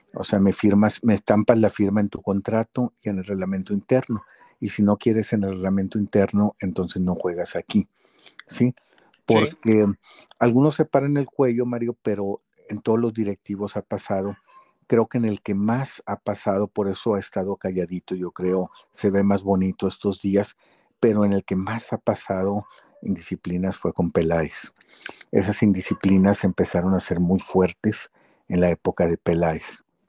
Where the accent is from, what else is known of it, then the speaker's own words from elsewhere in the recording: Guadalajara, Jalisco, Mexico; moved away; yo salí en los juegos de Chivas ahí como niñito, allá en Guadalajara